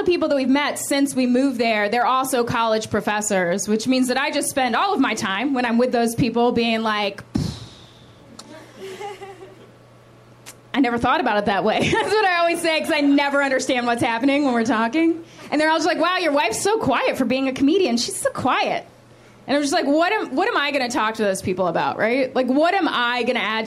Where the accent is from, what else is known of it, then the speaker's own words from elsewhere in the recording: West Virginia, United States; I am here from West Virginia